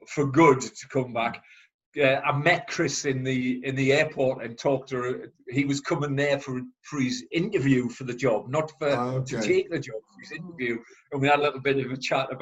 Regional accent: Chester-le-Street, North East England, United Kingdom; I went back to my hometown, Chesley Street, started coaching there.

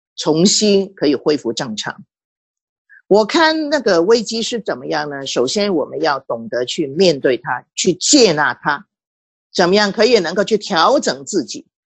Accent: Hong Kong; 我身为一个香港人

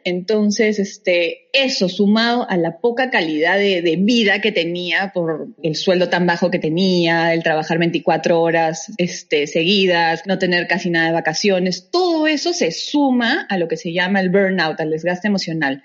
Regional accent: Peru; moved away as an adult; also born or lived in Canada; cuando yo salí del colegio, eh, lamentablemente el Perú se encontraba

